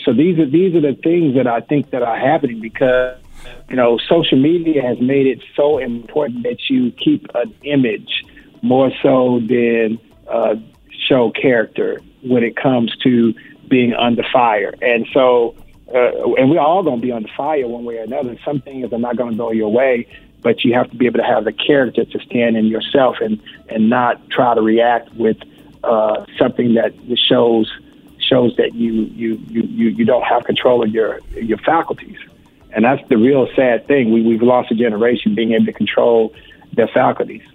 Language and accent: English; Houston, Texas, United States; Houston is my hometown